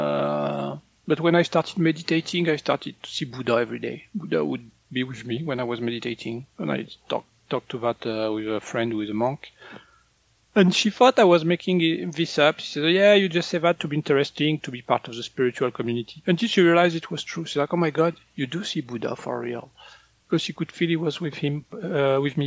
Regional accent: northern France, France; moved away; in France, when I was a kid, people were shocked when people would eat corn.

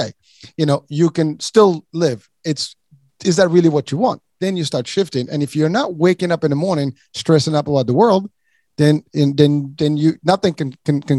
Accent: Morocco; moved away; I'm from Morocco originally

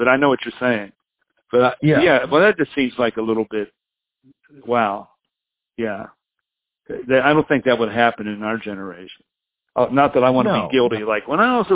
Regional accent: United States; I come from the West Virginia, Ohio area

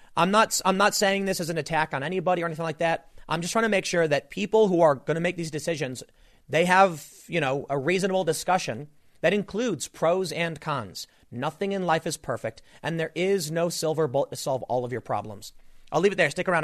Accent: United States; I grew up on the South Side

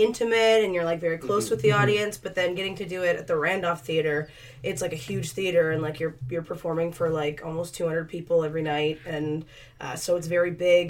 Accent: East Coast, Canada; moved away; I'm from the East Coast

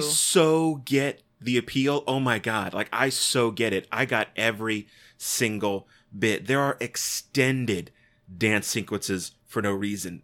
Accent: United States; I'm an American. I say ballot

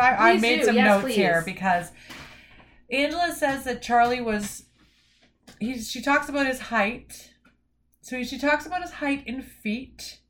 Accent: Canada; we're Canadian

